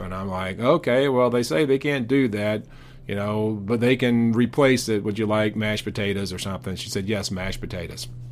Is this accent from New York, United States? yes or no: no; Powder Springs, Georgia, United States; I grew up in Powder Springs